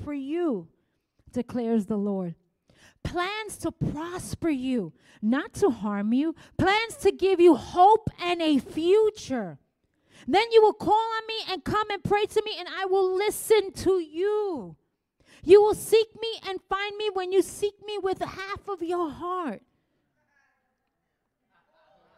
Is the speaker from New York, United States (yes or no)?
yes; New York City, New York, United States; I was from the Bronx